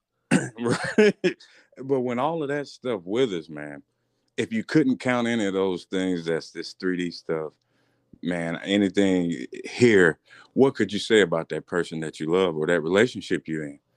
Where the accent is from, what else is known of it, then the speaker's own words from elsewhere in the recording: Marianna, United States; I'm from Mariana.